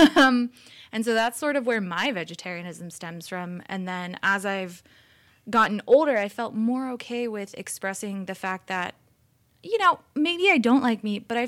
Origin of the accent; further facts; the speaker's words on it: New Jersey, United States; now in California, United States; I come from New Jersey, and we are a very deli-heavy